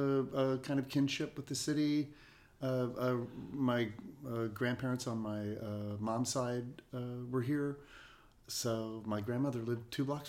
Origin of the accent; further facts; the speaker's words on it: Ohio, United States; also born or lived in New York / Kentucky; Where I grew up, I was born in New York. My father is an actor. We moved around a lot. I ended up in Kentucky and Ohio on a farm in Kentucky, and then finished high school in Ohio